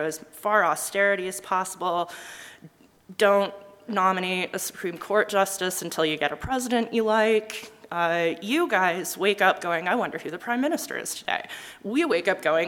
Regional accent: Utah, United States; I'm from Utah

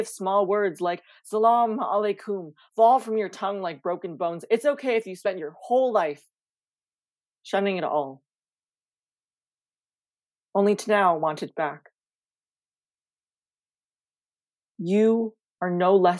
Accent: Canada; as a first generation Canadian, my family immigrated here from the Philippines in 2001. When I was born in 2006. I was just very much born in a very predominantly like white communities.

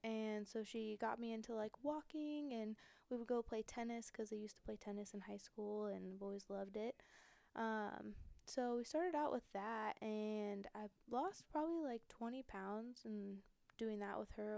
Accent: Olentangy School District, Ohio, United States; also born or lived in Akron, Ohio; I came from Olentangy School District

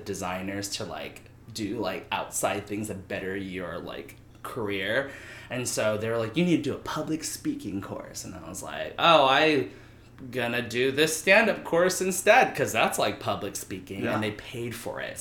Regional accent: Houston, Texas, United States; moved away as an adult; now in Los Angeles, United States; I'm from Houston, Texas originally.

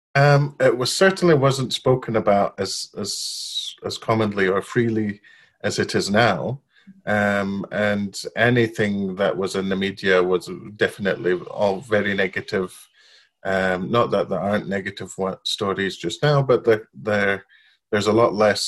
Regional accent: Baghdad, Baghdad Governorate, Iraq; moved away as an adult; also born or lived in Babylon, Iraq; now in United Kingdom; I was born and grew up in Iraq, in Baghdad. Um, I lived there till I was five. Then we moved to Babylon, the old city of Babylon, uh, lived there another

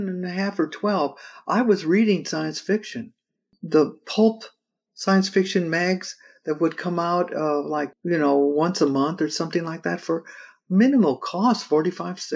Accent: California, United States; growing up in California and seeing just fields going forever

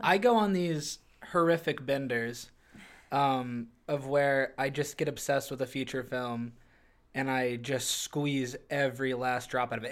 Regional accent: Canton, Illinois, United States; moved away; Canton, Illinois, where I'm from

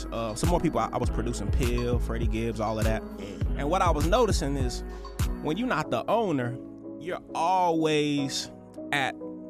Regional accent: Indianapolis, Indiana, United States; I'm from Indianapolis, Indiana.

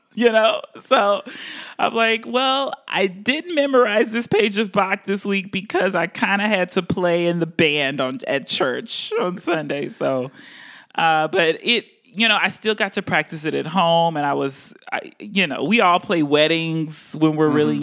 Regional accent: Houston, Texas, United States; also born or lived in Baltimore; now in Boston, United States; I'm from Houston, Texas

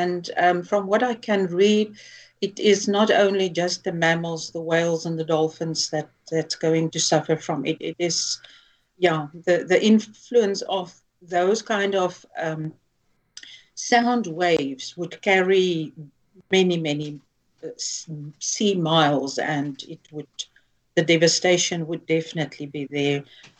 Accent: South Africa; first language Afrikaans; English is a second language; So I'm reading it in Afrikaans, which is my mother tongue.

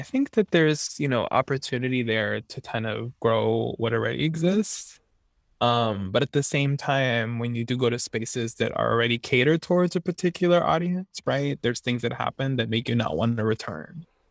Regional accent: Miami, Florida, United States; moved away as an adult; now in Santa Barbara, United States; I'm originally from Miami, Florida

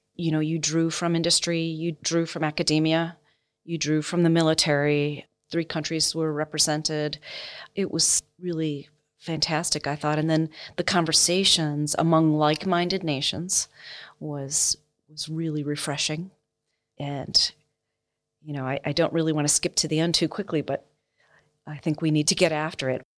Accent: United States; as an American

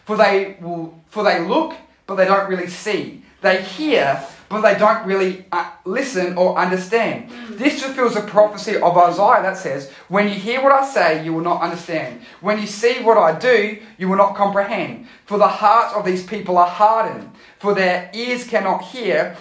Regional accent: Australia; I am a citizen of Australia. This passport says that I come from Australia. I am an Aussie

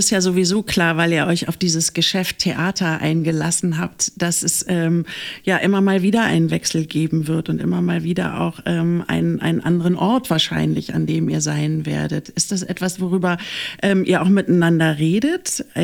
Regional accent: Berlin, Germany; moved away as an adult; also born or lived in Leipzig; now in Düsseldorf, Germany; wirklich Berlin, Berlin. Berlin, Berlin, Berlin, Schöneberg, Kreuzberg, Berlin, ja. Und auch in Berlin aufgewachsen. Ja. Und jetzt ähm, Düsseldorf.

